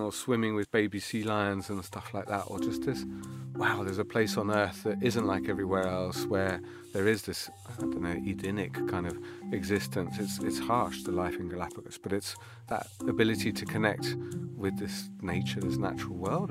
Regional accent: London, United Kingdom; moved away as an adult; I grew up in Kew

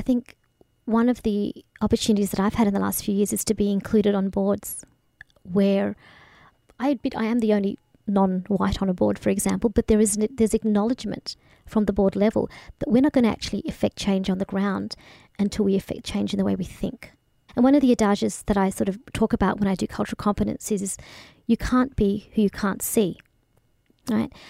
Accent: Bendigo, Victoria, Australia; also born or lived in Kenya; I grew up in Bendigo

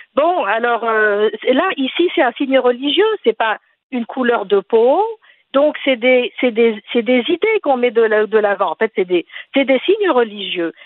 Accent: Tunisia; now in Quebec, Canada; je suis tunisienne.

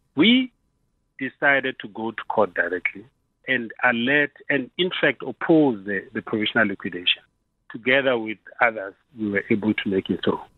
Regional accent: South Africa; as South Africans

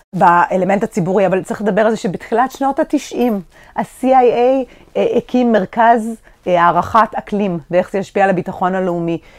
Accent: Israel; האזור שלנו, אתה גדלת פה, אני גדלתי פה

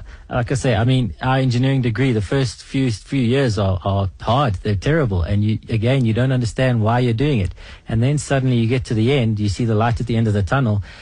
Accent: South Africa; we're South African

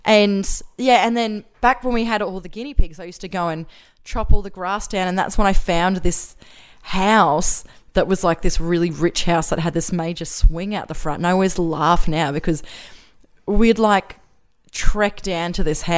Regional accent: Brisbane, Queensland, Australia; also born or lived in Macleay Island, Australia; I grew up in Housing Commission in Wynnum West in a cul-de-sac, which I loved.

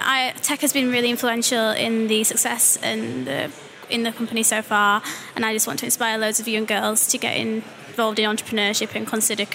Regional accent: Yorkshire and the Humber, United Kingdom; I'm from Yorkshire.

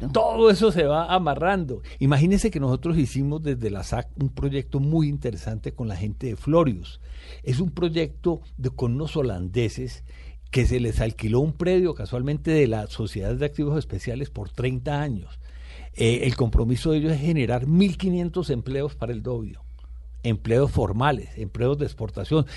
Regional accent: Valle del Cauca, Colombia; todos los vallecaucanos

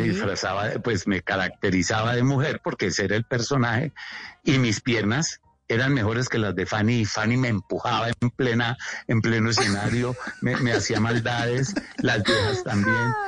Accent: Colombia; moved away as an adult; also born or lived in New York; no quiero estar aquí en Colombia más, me quiero ir, pero me fui. Me fui con un álbum de fotografías a Nueva York

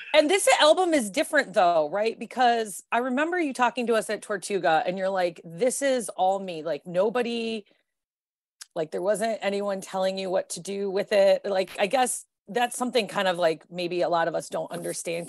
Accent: Detroit, Michigan, United States; growing up in Detroit

